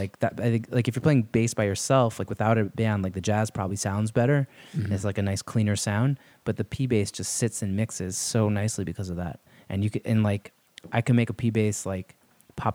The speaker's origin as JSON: {"language": "English", "town": "New York City", "region": "New York", "country": "United States", "said": "I'm not actually from Bensonhurst, but I am from Brooklyn."}